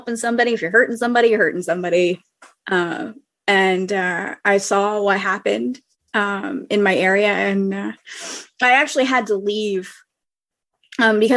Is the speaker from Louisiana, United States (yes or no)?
yes; New Orleans, Louisiana, United States; also born or lived in lower parishes, Louisiana; I'm from New Orleans